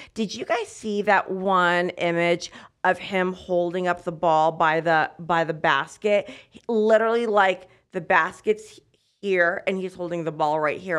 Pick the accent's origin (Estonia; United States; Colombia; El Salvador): United States; As an American that watches American basketball exclusively